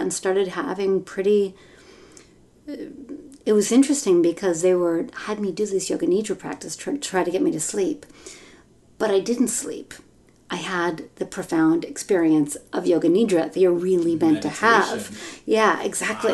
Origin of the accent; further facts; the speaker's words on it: Mill Valley, California, United States; I grew up in a progressive community in Northern California. I grew up in Mill Valley